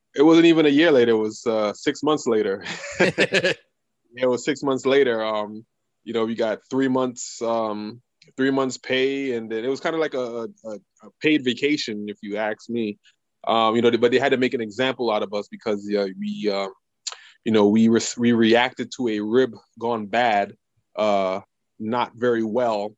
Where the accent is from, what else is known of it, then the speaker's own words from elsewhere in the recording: New York City, New York, United States; moved away; also born or lived in Louisville, Kentucky; we are both from Brooklyn and we grew up in the same neighborhood